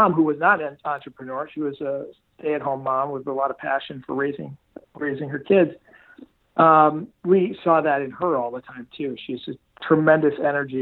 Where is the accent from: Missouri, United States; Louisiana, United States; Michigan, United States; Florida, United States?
Michigan, United States; Detroit; I grew up in suburban Detroit